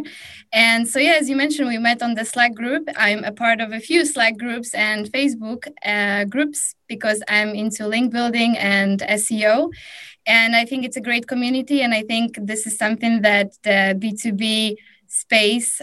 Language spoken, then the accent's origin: English; Warsaw, Masovian Voivodeship, Poland; I'm hailing from Warsaw, Poland.